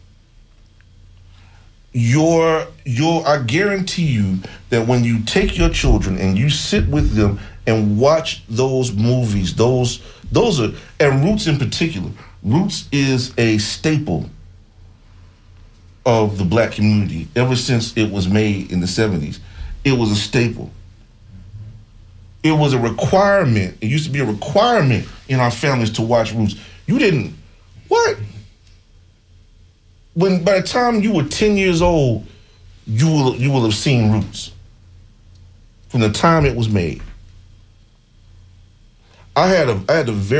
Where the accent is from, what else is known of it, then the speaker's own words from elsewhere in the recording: United States; I'm an American, right? I'm here in America